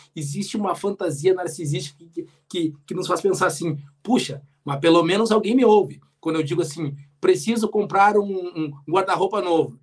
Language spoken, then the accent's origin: Portuguese; Rio Grande, Rio Grande do Sul, Brazil; quando eu era pequeno, lá em Rio Grande, lá na Praia do Cassino